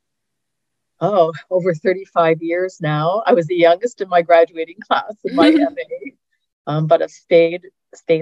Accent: Canada; moved away as an adult; also born or lived in Denver, United States / Northeast Georgia, United States; now in Georgia, United States; I'm actually Canadian, so the fact that I'm living in the U.S. at all is still kind of a surprise to me

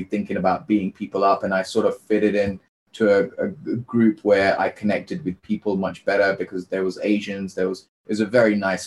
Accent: United Kingdom; I'm an Indian child born in the UK to a low income family

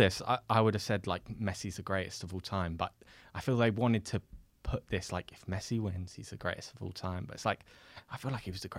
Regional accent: England, United Kingdom; Because I feel like as much as English fans, we try and know about everyone in the world, like I actually hadn't watched Mbappe that much.

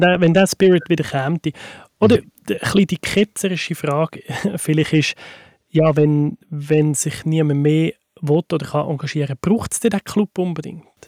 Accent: Switzerland; bei uns in der Schweiz

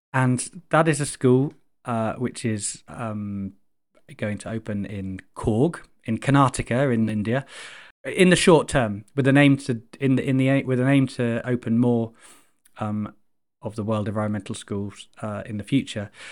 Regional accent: Chichester, South East England, United Kingdom; I grew up in Chichester on the south coast

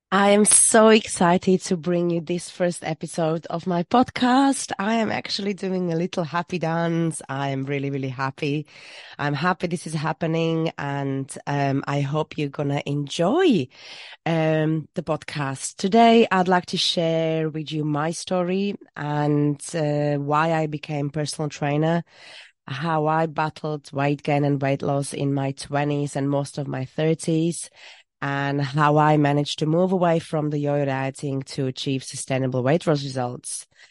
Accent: Slovakia; moved away as an adult; now in Worcestershire, United Kingdom; I am from Slovakia, where I studied business and economy, and I moved to U K when I was twenty-two

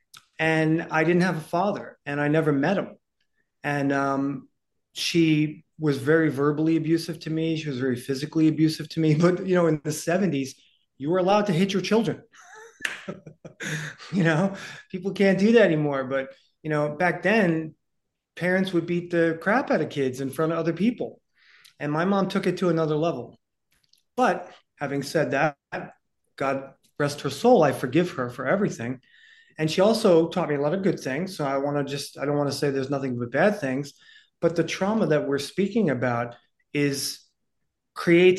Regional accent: New York City, New York, United States; I was born in 1969 in the Bronx to a poor single mom

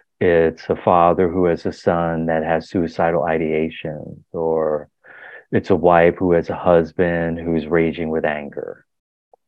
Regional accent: Philadelphia, Pennsylvania, United States; I was born in Philadelphia

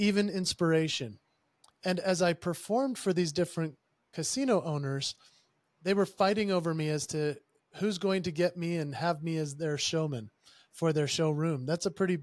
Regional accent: Utah, United States; I am from Utah, and Utah obviously has a predominant culture of the members that are of the Church of Jesus Christ of Latter-day Saints. And they're commonly known as Mormons. I grew up in that culture.

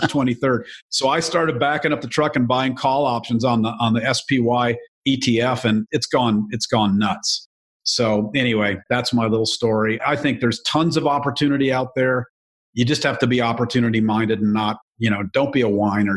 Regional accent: Joliet, Illinois, United States; I was born in Joliet, Illinois

